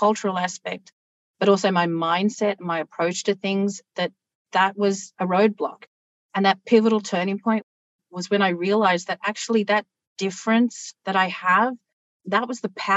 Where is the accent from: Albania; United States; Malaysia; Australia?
Australia; accent: very Australian; my accent is very Australian.